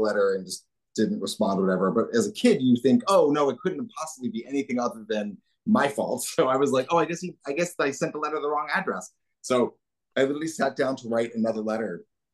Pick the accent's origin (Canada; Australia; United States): United States; New Jersey; I grew up I was born in New Jersey